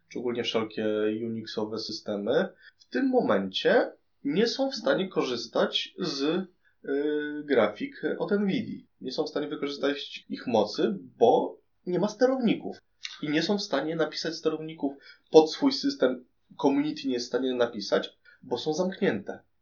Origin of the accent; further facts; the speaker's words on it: Poland; jestem z Polski